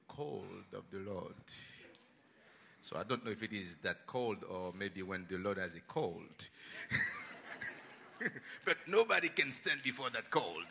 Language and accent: English; Haiti; moved away as an adult; now in United States; So I was born in Haiti.